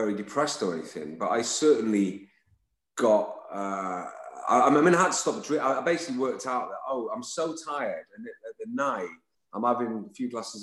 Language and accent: English; Lytham St Annes, North West England, United Kingdom; I'm from Lytham St. Anne's, just next door, as my brother is